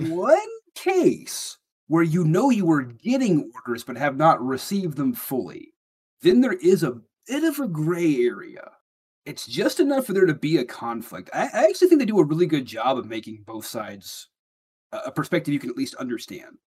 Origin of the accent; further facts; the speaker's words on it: Alabama, United States; my neck of the woods